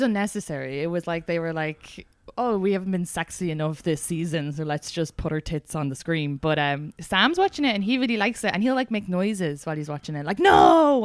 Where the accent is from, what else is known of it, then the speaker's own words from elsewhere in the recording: Ireland; now in United States; as a Irish immigrant